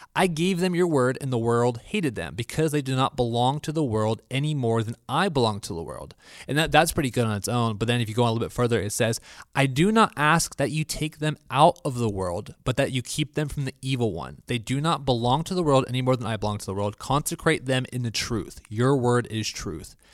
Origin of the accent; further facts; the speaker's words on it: Florida, United States; also born or lived in Honolulu, Hawaii; I am from Florida